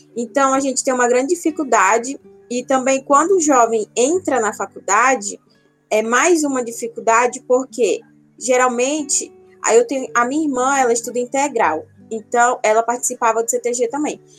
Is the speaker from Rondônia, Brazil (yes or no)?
yes; Porto Velho, Rondônia, Brazil; Eu sou natural daqui de Rondônia, nasci em Porto Velho